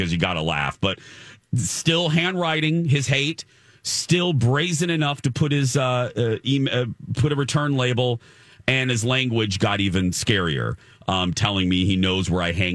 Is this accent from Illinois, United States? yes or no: no; Indiana, United States; now in Minneapolis, United States; I grew up in Indiana.